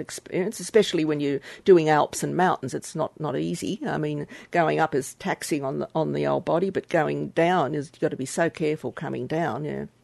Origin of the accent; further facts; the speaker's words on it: Australia; from Australia as, as an Australian citizen